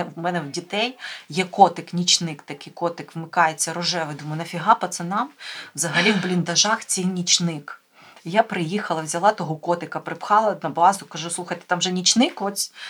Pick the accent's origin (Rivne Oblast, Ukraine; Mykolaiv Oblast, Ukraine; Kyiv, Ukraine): Mykolaiv Oblast, Ukraine; Mykolaiv